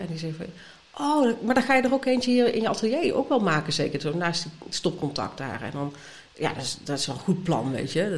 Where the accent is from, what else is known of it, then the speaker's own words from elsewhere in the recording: North Brabant, Netherlands; moved away; ik kom uit Brabant van oorsprong